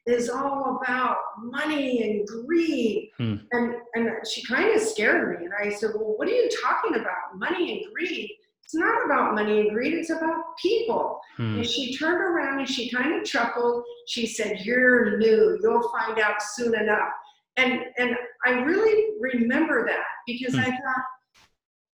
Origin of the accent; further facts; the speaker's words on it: California, United States; moved away as an adult; also born or lived in East Coast; now in New York, United States; I was born on the East Coast, raised in California